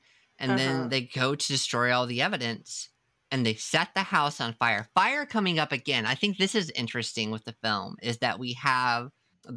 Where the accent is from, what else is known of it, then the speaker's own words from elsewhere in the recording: United States; as an American